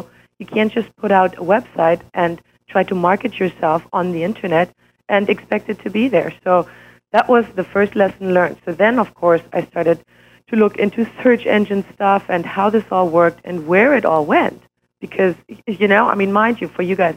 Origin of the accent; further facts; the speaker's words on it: Switzerland; English is a second language; moved away as an adult; also born or lived in Germany; now in United States; I was born in Germany and raised and educated in Switzerland